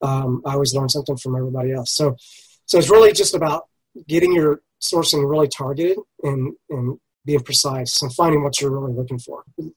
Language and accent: English; United States; I'm from the U.S.